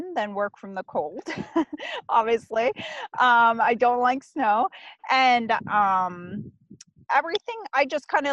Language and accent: English; Pennsylvania, United States; I'm from Pennsylvania originally. Well, that's where I live full time